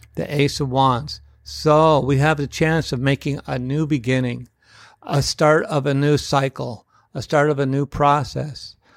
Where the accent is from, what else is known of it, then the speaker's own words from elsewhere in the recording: United States; as the American people